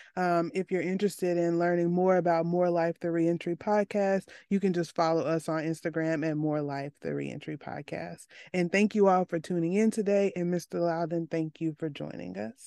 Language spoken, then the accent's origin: English; Arkansas, United States; I come from Arkansas, a place with the highest incarcer-, w, at least top five highest incarceration rates